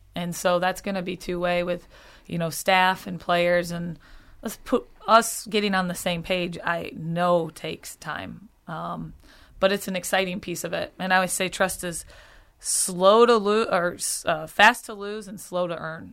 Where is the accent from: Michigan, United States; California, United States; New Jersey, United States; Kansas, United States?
Michigan, United States; Okemos; moved away as an adult; born and raised, family here, um, a wonderful place to grow up